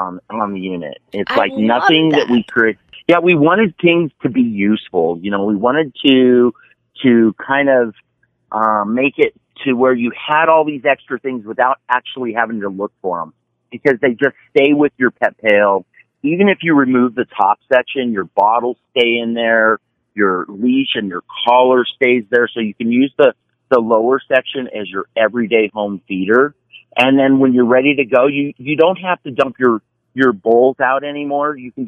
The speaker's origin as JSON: {"language": "English", "town": "Las Vegas", "region": "Nevada", "country": "United States", "said": "I am from Las Vegas, Nevada"}